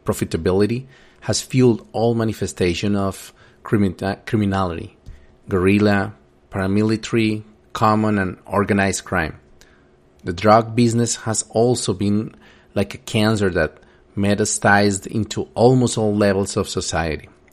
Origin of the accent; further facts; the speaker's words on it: Colombia; Growing up in Colombia in the eighties and nineties